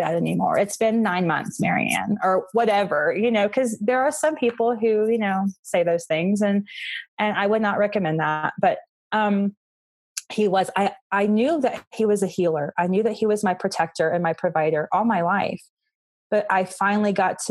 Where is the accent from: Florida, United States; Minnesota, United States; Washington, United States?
Florida, United States; moved away as an adult; now in Colorado, United States; I was from Florida